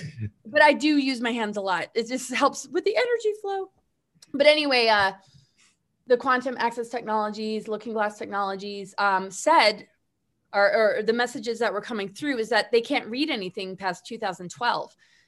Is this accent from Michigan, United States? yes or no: no; Webster, New York, United States; I grew up in Webster, bitch.